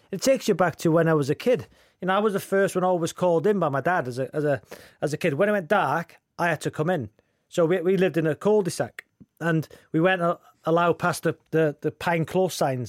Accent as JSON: {"language": "English", "town": "Wrexham", "region": "Wales", "country": "United Kingdom", "tie": "born or raised there", "said": "that kid growing up in Wrexham"}